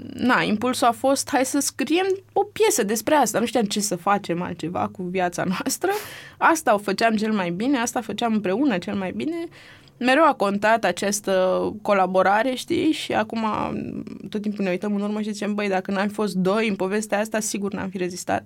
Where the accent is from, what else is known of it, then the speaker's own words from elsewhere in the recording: Romania; sunt din România